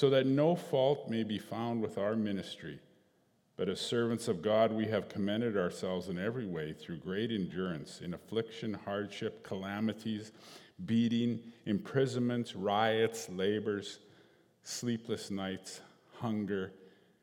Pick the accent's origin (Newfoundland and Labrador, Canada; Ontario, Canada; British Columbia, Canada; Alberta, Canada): Alberta, Canada; Northern; I'm a Cree from Northern Alberta